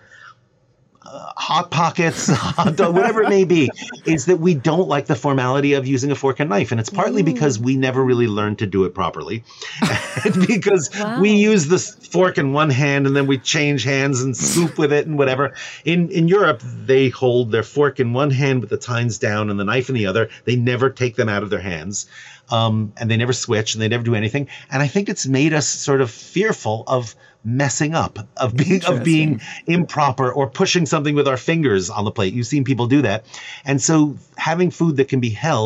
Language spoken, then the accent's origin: English; New York, United States; I'm a New Yorker